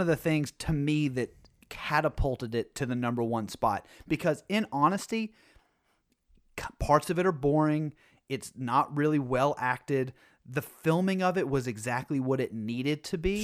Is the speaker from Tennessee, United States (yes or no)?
yes; Tennessee, United States; moved away; also born or lived in New England; growing up in Tennessee